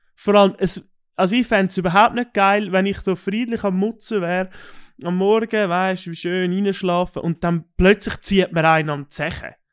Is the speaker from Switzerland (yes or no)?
yes; Switzerland; bei uns in der Schweiz